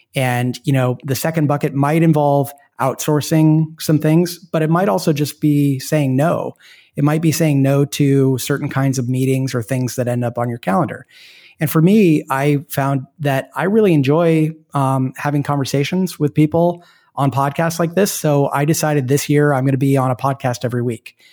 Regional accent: Portland, Oregon, United States; moved away; I'm from Portland, Oregon, which is a great place to be from. And and my wife and I moved back there because we have family there

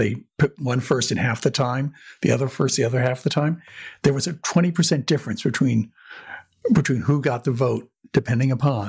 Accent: New Jersey, United States; growing up in New Jersey and not seeing much of the world

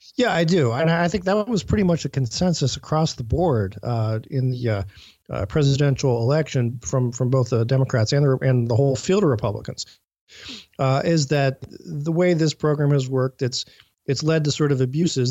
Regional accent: Cleveland, Ohio, United States; I'm coming from Cleveland, which is, uh, you know, a big steel center

